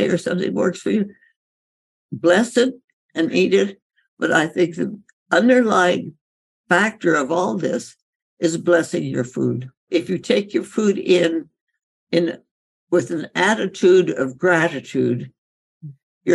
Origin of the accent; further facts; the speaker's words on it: India; growing up in India